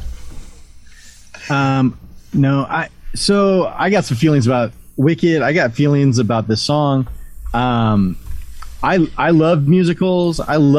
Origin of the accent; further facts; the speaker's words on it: Southern California, United States; now in St. George, United States; growing up in Southern California, you know, you can see everything come through town